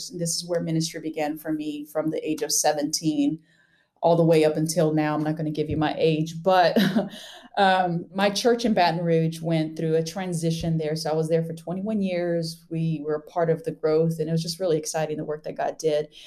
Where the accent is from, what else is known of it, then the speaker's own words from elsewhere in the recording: Amazonas, Brazil; I grew up Amazon like Amazon rainforest of Brazil. So I was blessed with dual citizenship from an American dad and a Brazilian mom.